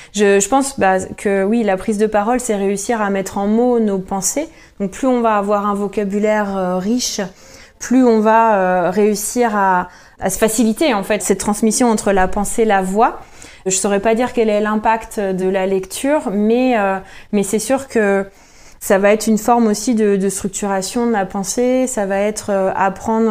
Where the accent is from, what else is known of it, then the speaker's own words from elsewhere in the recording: Jura, Bourgogne-Franche-Comté, France; now in Rennes, France; je suis rennaise euh, de cœur, originaire du Jura